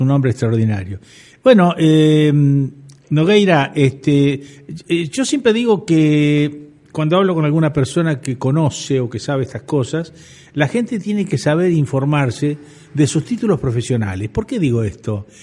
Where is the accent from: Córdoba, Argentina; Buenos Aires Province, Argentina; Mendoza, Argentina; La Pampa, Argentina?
Buenos Aires Province, Argentina; Necochea; moved away as an adult; also born or lived in La Plata; yo cuando me fui de acá de Necochea